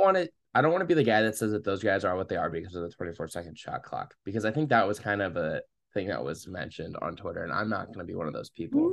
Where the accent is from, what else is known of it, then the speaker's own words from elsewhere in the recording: Saint Louis area, Illinois, United States; I'm from the Saint Louis area